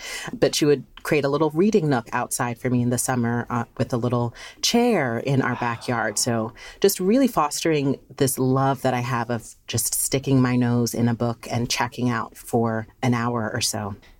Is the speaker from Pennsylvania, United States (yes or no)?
yes; Philadelphia, Pennsylvania, United States; But it's always been such an important part of my life from being a child, growing up in Philly.